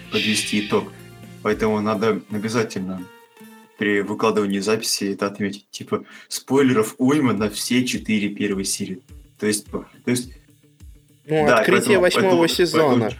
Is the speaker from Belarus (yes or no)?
no; Ukraine; Хорошо, что я украинец.